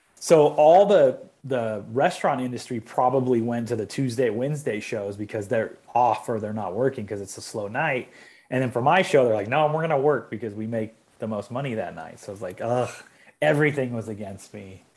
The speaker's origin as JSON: {"language": "English", "town": "Long Beach", "region": "California", "country": "United States", "tie": "born or raised there", "said": "I grew up in Long Beach, which is like thirty miles south of L"}